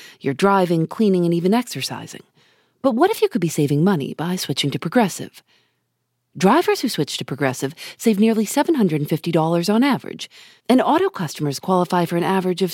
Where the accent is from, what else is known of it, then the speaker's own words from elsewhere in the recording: Chicago, Illinois, United States; I'm from Chicago